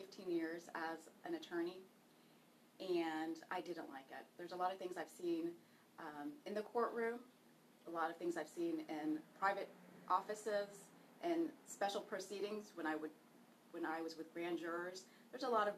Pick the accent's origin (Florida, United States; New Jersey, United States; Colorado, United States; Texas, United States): Texas, United States; Houston; also born or lived in Damascus, Syria; I immigrated to this great country with my family when I was a child. We immigrated from Damascus, Syria. And I grew up in Alief